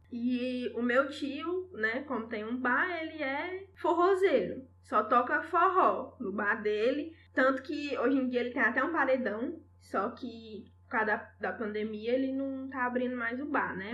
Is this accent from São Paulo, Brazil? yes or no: no; Senador Pompeu, Ceará, Brazil; moved away; lá no meu interior não tinha nem internet na época